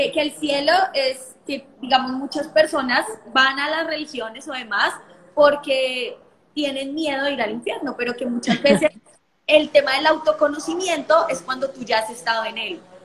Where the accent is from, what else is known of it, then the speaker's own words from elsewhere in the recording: Colombia; soy de Colombia, los saludos de Colombia